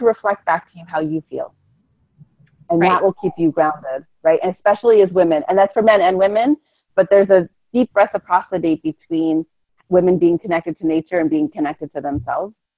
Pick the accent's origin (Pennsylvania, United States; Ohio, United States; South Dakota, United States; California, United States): Pennsylvania, United States; Philadelphia; moved away; also born or lived in Hawaii; I'm from Philadelphia